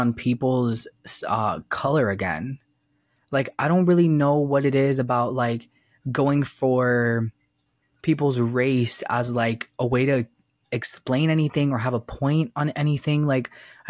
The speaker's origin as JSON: {"language": "English", "town": "Miami", "region": "Florida", "country": "United States", "tie": "born or raised there", "also_born_or_lived": "Cuba", "said": "I was born in Cuba, but I'm from Florida. I was raised in the South. Like, so I thankfully was raised in Miami"}